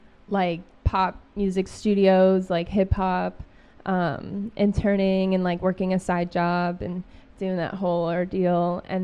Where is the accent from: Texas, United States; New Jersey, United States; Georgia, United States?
New Jersey, United States; now in Los Angeles, United States; I'm from New Jersey.